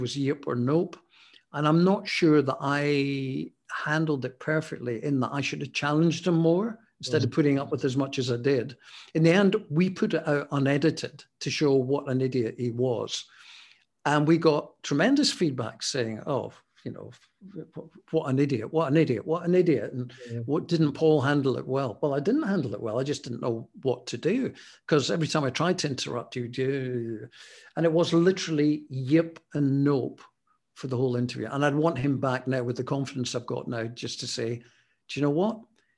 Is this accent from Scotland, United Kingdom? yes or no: yes; Scotland, United Kingdom; Being Scottish